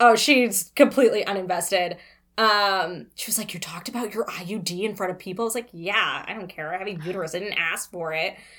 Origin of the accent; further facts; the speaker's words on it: Toronto, Ontario, Canada; born and raised in Toronto